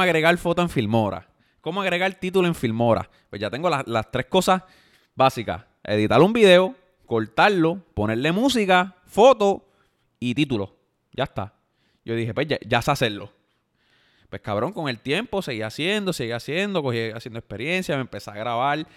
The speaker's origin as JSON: {"language": "Spanish", "town": "Yauco", "country": "Puerto Rico", "said": "soy de Yauco, tengo 25 años"}